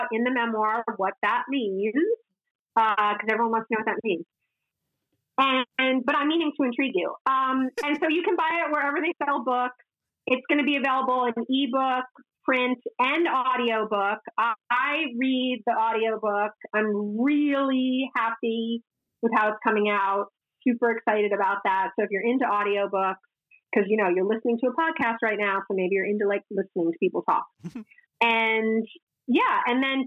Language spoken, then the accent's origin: English; United States